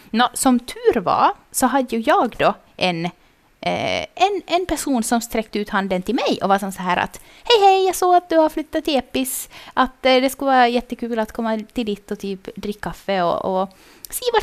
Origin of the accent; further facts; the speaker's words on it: Vaasa, Ostrobothnia, Finland; now in Jakobstad, Finland; när jag flyttade till Jeppis från Vasa, mm. så då så hade jag liksom inga kompisar här.